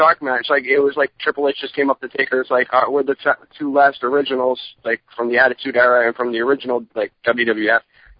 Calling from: New Jersey, United States; I'm calling from New Jersey.

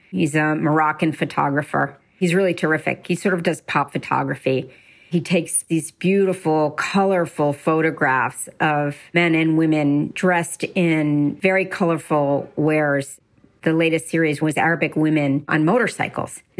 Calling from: Westchester, New York, United States; from Westchester, New York, in a house full of boxes as we just sold our New York apartment and have moved all of that, including our art collection, into our house in Westchester.

